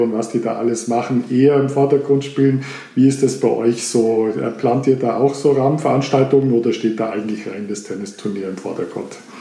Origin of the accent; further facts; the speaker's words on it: Germany; bei uns in Deutschland